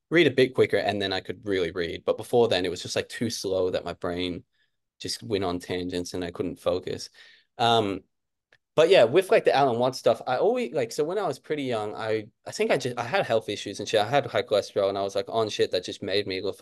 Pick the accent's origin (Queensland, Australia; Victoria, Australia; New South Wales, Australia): Queensland, Australia; Brisbane; also born or lived in Kentucky; I grew up here in Brisbane, and when I was like real young, we moved back to Kentucky. So I'm half American.